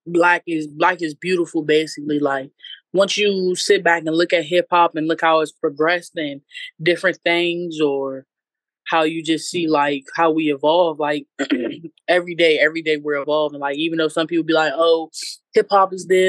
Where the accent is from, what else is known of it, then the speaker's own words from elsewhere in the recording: Alexandria, Virginia, United States; I'm from Northern Virginia. I started in Alexandria. That's where my peoples is from and everything like that. And, you know, just growing up in VA for real